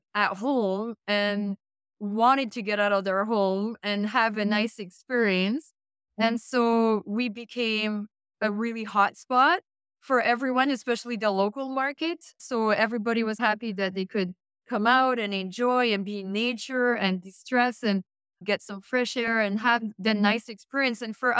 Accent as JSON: {"language": "English", "country": "Canada", "said": "You would think, being a Canadian, right? Like us Canadians."}